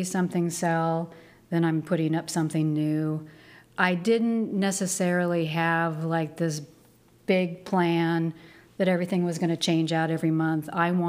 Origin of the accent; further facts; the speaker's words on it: Seattle, Washington, United States; moved away as an adult; now in Salem, United States; I'm from Seattle, Washington. Been here for about 13 years.